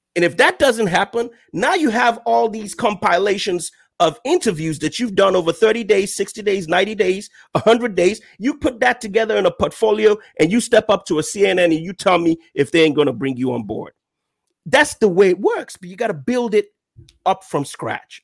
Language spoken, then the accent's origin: English; Nigeria; moved away as an adult; now in United States; I'm a Nigerian uh, by birth. Uh, I moved to the U.S. about two years ago